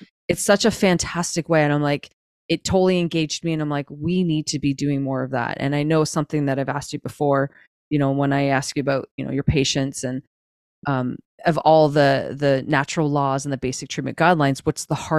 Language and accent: English; Canada; I'm a Canadian parent